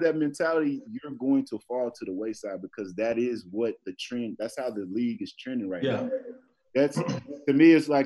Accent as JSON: {"language": "English", "town": "Dallas", "region": "Texas", "country": "United States", "said": "I'm from Dallas"}